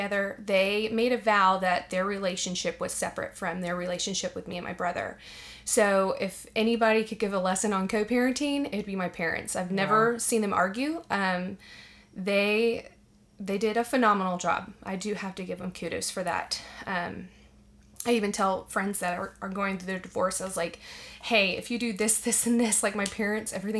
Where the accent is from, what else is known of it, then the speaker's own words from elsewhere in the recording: Arlington, Texas, United States; now in Dallas, United States; I am from Arlington, right down the road